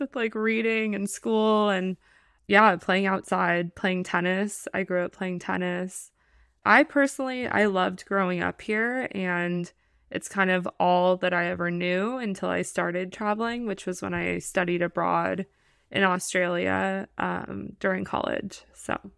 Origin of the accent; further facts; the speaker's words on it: Los Angeles, California, United States; I am from Los Angeles, California, born and raised